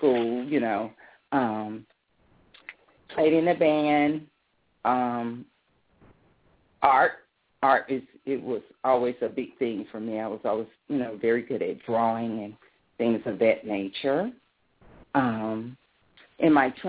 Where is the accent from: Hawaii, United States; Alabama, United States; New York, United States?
Alabama, United States; Birmingham; born here in Birmingham, Alabama, February the 1st, 1971.